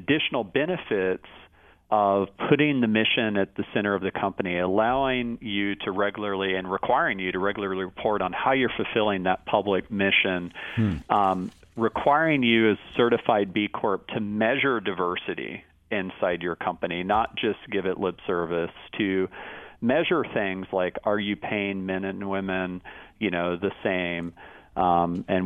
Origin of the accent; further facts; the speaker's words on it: Austin, Texas, United States; growing up in Austin